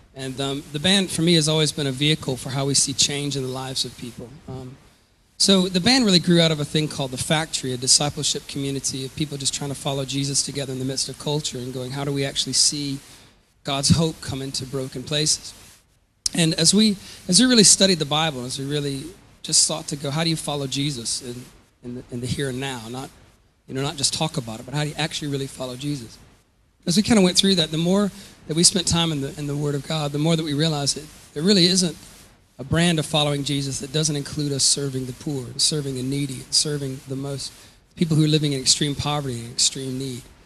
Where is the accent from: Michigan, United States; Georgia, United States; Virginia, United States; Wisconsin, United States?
Georgia, United States; moved away as an adult; also born or lived in Louisville, Kentucky / Atlanta, Georgia; I was born in Louisville, Kentucky, and I grew up in um, South Georgia and um, then in the Atlanta area of Georgia